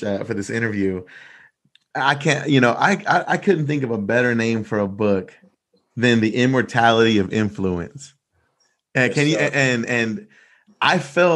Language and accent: English; Rosenberg, Texas, United States; I grew up in Rosenberg, Texas